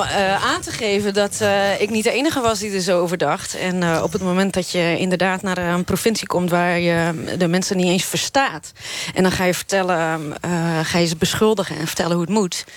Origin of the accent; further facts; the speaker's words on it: Friesland, Netherlands; first language West Frisian; Dutch is a second language; ik ben uh, Fries geboren getogen. Ik, mijn, Fries is mijn moedertaal.